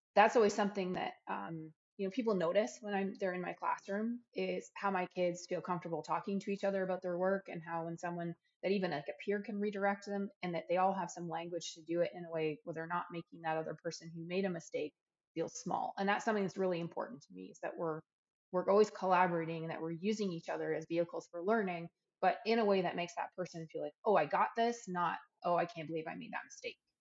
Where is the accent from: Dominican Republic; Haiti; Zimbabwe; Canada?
Canada; now in Tennessee, United States; I'm a Canadian.